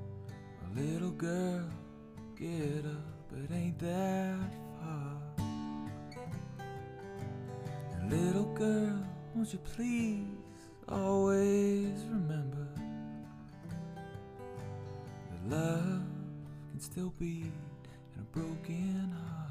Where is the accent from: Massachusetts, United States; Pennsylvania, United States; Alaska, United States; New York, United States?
Pennsylvania, United States; about an hour outside of Pittsburgh, Western; moved away as an adult; now in Nashville, United States; I'm from Western Pennsylvania originally.